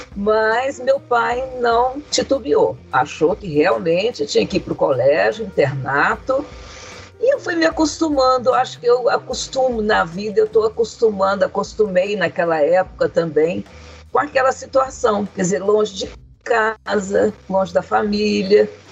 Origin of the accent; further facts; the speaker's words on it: Rio de Janeiro, Brazil; moved away as an adult; also born or lived in Uberlândia, Minas Gerais; eu saí de Uberlândia, fui para o Rio de Janeiro, com oito anos fui para o internato